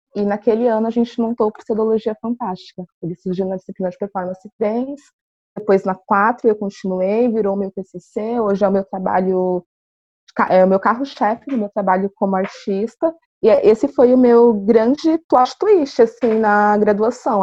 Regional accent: São Paulo, Brazil; now in Florianópolis, Brazil; Eu também vim de outra cidade, eu sou de São Paulo, então, no meu caso, eu vim para uma cidade menor, aqui em Floripa

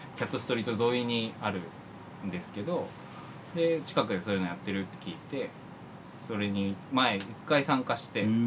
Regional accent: Yamanashi, Japan; moved away; 僕山梨さっきも言ったんですけど地元山梨で

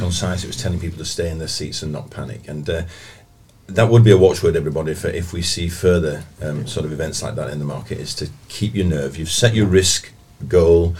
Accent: Bradford, Yorkshire and the Humber, United Kingdom; I'm from Bradford

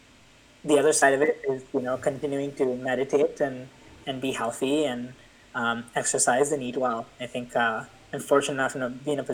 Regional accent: India; moved away; my hometown, my house in India

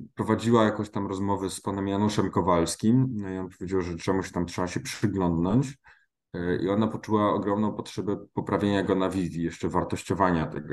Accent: Silesian Voivodeship, Poland; jestem ze Śląska

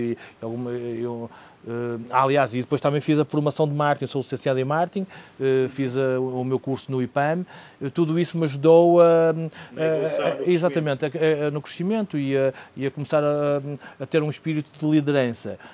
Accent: Porto, Norte, Portugal; moved away as an adult; now in Madeira, Portugal; sou um homem nascido e criado no centro da cidade do Porto

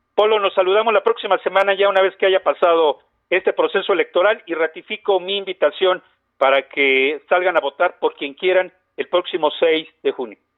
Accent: Puebla, Mexico; vivimos en Puebla de toda nuestra vida, que somos poblanos

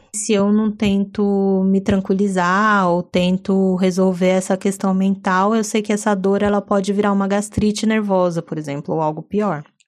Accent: São Paulo, Brazil; paulistana, daquelas poucas que adora viver em São Paulo

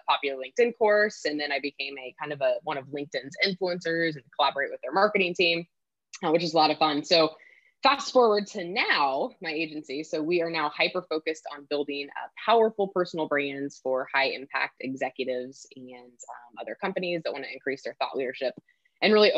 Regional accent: Kansas, United States; moved away as an adult; also born or lived in Sacramento area, California; now in Sacramento, United States; I'm a Kansas girl. So born and raised in Kansas

